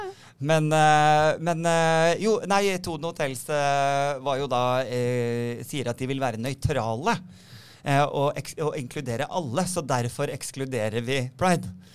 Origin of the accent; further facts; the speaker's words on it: Sandefjord, Vestfold, Norway; moved away; Jeg er hjemme i Sandefjord hos mm. foreldrene mine.